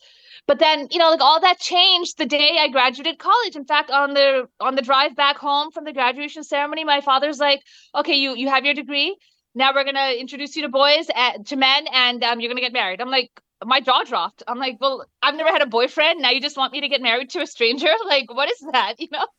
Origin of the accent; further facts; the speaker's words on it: New Jersey, United States; You know, growing up, I was raised in Jersey, New Jersey, on the east coast of the United States of America, but raised as if I was in India. So at home, it was the Indian culture.